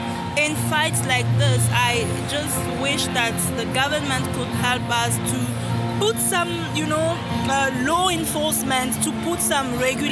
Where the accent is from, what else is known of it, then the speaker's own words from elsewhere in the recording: Katanga, DR Congo; first language French; English is a second language; also born or lived in Pretoria, South Africa; Yes, I'm from Katanga province, which is the mining province of the country.